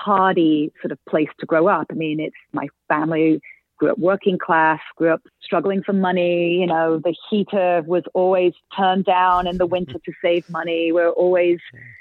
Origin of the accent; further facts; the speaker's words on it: Oldham, North West England, United Kingdom; moved away as an adult; now in Nashville, United States; Oldham, yeah. Just, it's, yeah, a little town, a little industrial town north of Manchester